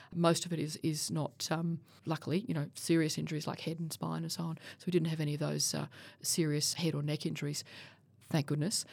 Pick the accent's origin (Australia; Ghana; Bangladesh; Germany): Australia; as an Australian